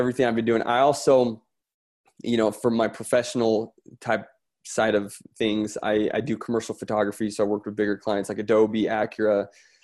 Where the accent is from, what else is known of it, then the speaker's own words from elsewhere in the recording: Florence, Tuscany, Italy; moved away; I'm from Italy, by the way. So that sort of background from Florence.